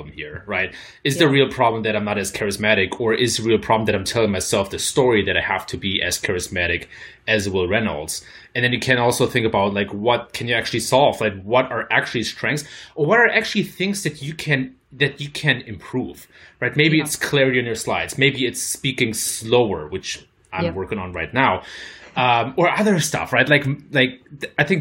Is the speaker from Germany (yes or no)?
yes; Germany; accent: German; my German accent